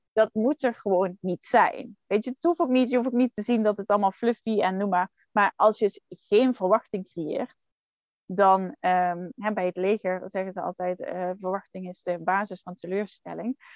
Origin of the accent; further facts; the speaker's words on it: Netherlands; als Nederlanders